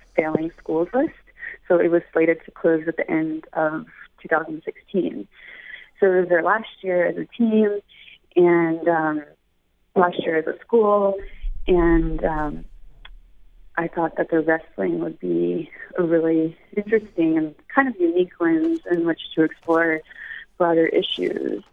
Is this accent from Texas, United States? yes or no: no; Memphis, Tennessee, United States; I'm actually from Memphis, Tennessee